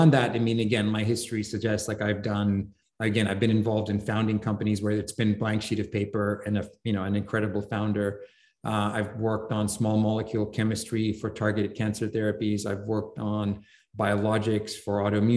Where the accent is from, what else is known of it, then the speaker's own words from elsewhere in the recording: London, United Kingdom; moved away; I grew up in London